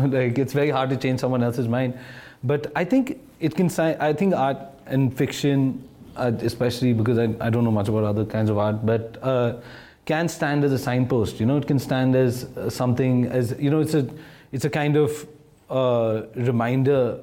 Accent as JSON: {"language": "English", "region": "Delhi", "country": "India", "tie": "born or raised there", "said": "growing up in Delhi"}